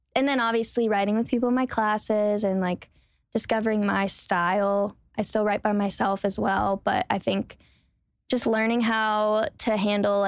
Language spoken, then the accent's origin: English; Charlotte area, North Carolina, United States; moved away as an adult; now in Nashville, United States; I'm from North Carolina, as I said, like a small town, Charlotte area.